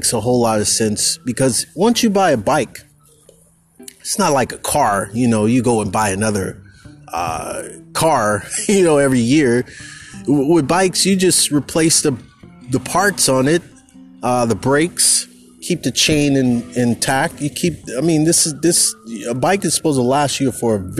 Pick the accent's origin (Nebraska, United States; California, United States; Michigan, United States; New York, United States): California, United States; the Bay Area; moved away as an adult; I grew up in the Bay